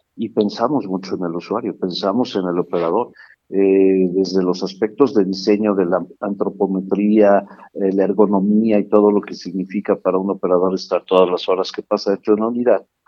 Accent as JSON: {"language": "Spanish", "region": "State of Mexico", "country": "Mexico", "tie": "born or raised there", "said": "Yo soy originario del Estado de México, vivo aquí en Toluca"}